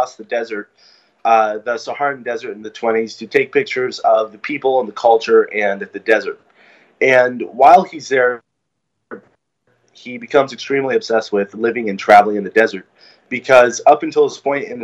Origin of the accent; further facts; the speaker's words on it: California, United States; I grew up in California